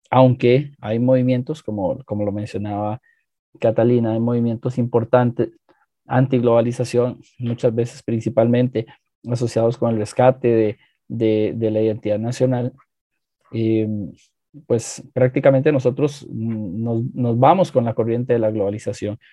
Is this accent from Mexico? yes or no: no; Costa Rica; nuestra identidad como costarricenses